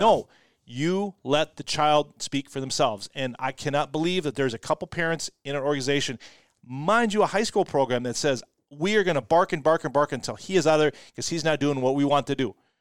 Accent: Rochester, Minnesota, United States; growing up in Rochester, I was on the North End kids

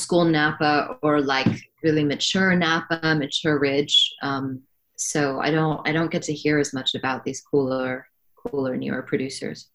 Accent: Hong Kong; moved away as an adult; growing up in Hong Kong

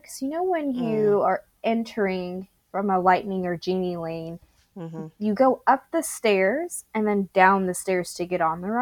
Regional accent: Texas, United States; I'm a Texan

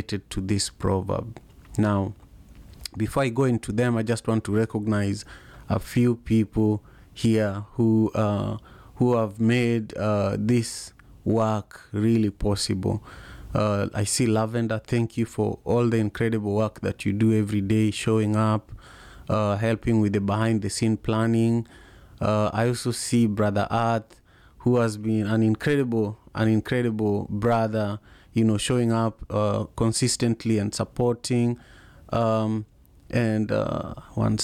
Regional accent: Kenya; now in Seattle, United States; I am from Kenya originally

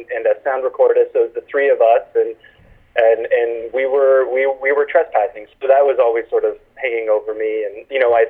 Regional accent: Canada; I'm Canadian

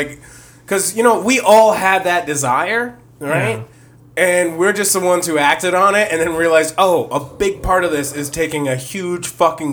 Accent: Virginia, United States; Hey, man, I'm from Virginia.

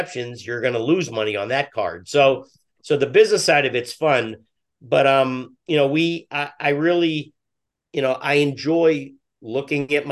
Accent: Pittsburgh, Pennsylvania, United States; now in New England, United States; I grew up in Pittsburgh

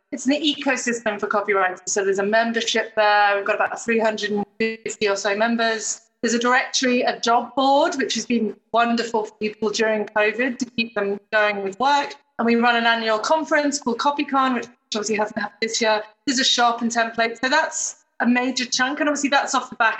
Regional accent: Chester, North West England, United Kingdom; moved away as an adult; now in Sydney, Australia; I am, of course, British, born in wonderful Chester near Manchester. But I've been here for about, 20 years now.

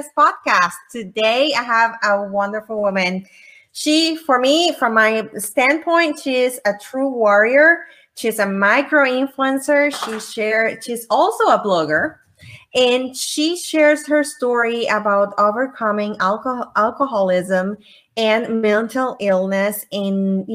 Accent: Puerto Rico; moved away; I'm originally from Puerto Rico.

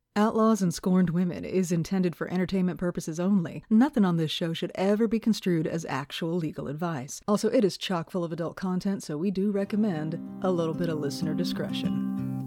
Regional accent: United States; growing up in America

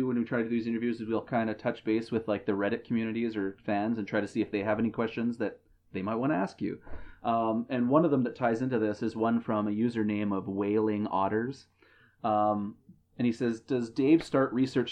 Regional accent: Canada; I'm Canadian

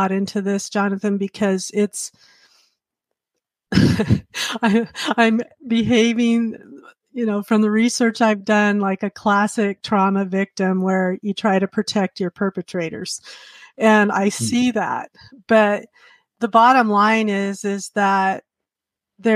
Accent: Montana, United States; I professed at Manhattan Convention because I grew up in Montana

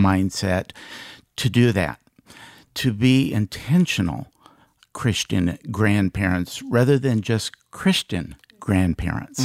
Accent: Iowa, United States; moved away as an adult; also born or lived in Des Moines, Iowa; now in Dallas, United States; We're both from Iowa, and we, uh, have three children.

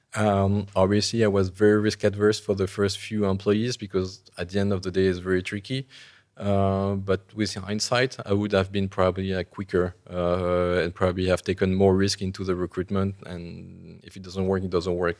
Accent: Paris, Île-de-France, France; I, I grew up in Paris

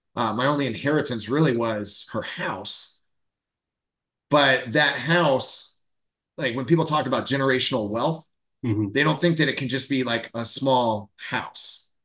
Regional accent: Central Florida, United States; born and raised in Florida, Central Florida, uh, my whole life.

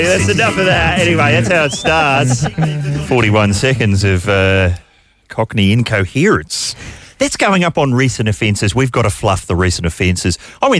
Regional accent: New Zealand; now in Australia; I'm a New Zealander, but I'm resident in Australia. Yeah, have been for over half my life.

